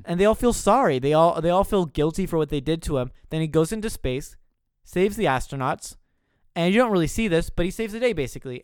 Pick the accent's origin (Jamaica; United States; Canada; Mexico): Canada; We're from Canada.